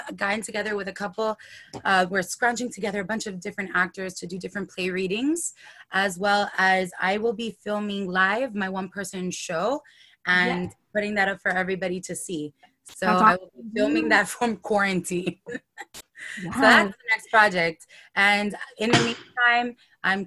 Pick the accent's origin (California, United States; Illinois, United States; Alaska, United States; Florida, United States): Florida, United States; Miami; also born or lived in Dominican Republic; I was born here in Miami. Miami girl all day